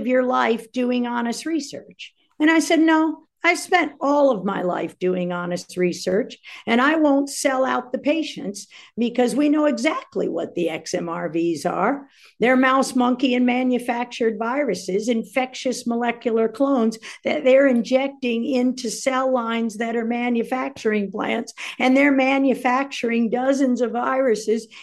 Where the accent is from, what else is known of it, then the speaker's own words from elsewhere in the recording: Washington, District of Columbia, United States; also born or lived in Northern Virginia / Florida; I grew up in the Washington, D.C. area after my parents got a divorce